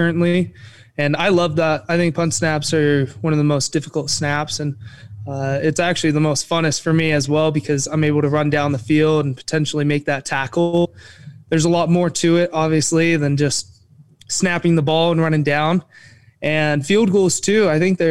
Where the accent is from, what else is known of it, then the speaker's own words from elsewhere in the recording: Eagle, Idaho, United States; I'm from Eagle, Idaho